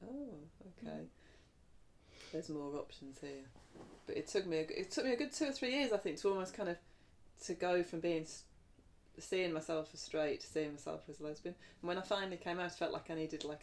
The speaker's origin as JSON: {"language": "English", "country": "United Kingdom", "tie": "born or raised there", "also_born_or_lived": "the Midlands", "moved": "as an adult", "said": "I grew up in the Midlands to start off with, till I was nine, different places. And then my mum and dad moved down to south of London. So I lived there till I was 18"}